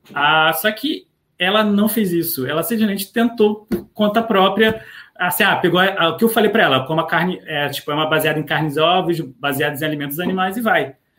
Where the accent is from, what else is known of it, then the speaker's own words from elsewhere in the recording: Rio de Janeiro, Brazil; also born or lived in Niterói; eu sou do Rio de Janeiro, é, eu moro especificamente em Niterói